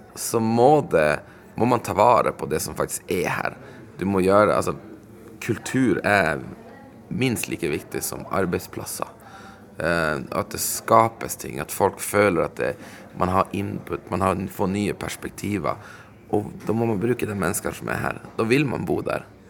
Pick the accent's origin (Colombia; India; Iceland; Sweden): Sweden; moved away as an adult; also born or lived in Stockholm, Sweden / Umeå, Sweden; now in Vadsø, Norway; jeg er jo sjøl innvandrer fra Sverige